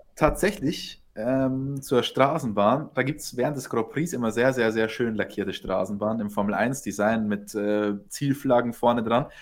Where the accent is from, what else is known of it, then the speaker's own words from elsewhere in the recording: Germany; bei uns in Deutschland